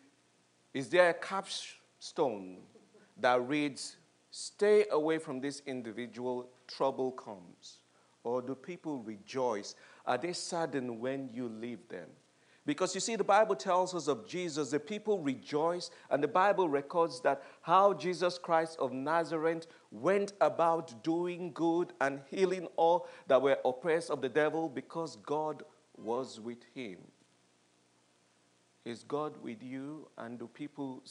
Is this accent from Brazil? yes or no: no; United Kingdom; we are British